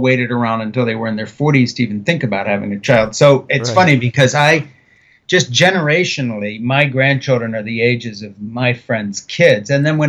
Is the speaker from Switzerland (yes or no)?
yes; Switzerland; Now, if you roll the clock back, I was brought up in the Brie Fellowship in Switzerland. I was born in 1952.